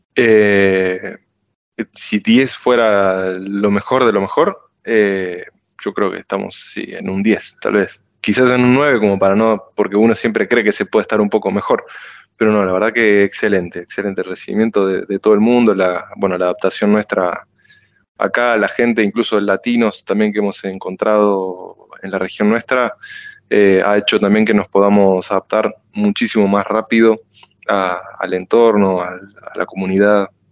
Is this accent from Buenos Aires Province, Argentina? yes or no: yes; La Plata, Buenos Aires Province, Argentina; moved away as an adult; now in France; yo soy de La Plata, estudié en Buenos Aires